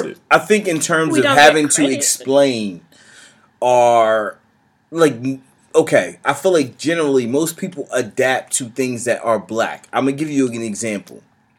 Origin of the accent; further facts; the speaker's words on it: United States; as an American